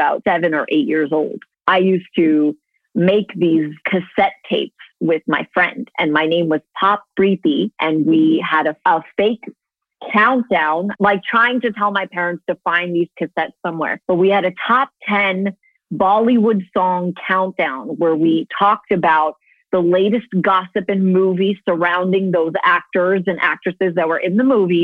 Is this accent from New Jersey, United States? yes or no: no; New York City, New York, United States; moved away as an adult; now in Dubai, United Arab Emirates; I am born and raised in New York City to very Indian Desi parents